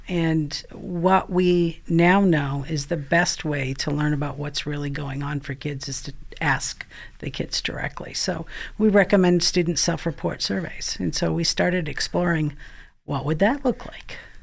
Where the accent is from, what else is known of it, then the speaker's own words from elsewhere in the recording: Maine, United States; So I actually am from Maine, um, which some of you may be able to pick up in my accent